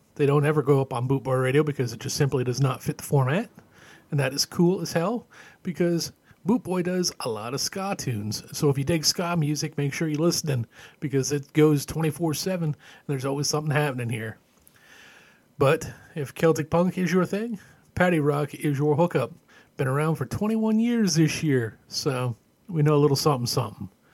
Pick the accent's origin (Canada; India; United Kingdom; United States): Canada; Growing up in Canada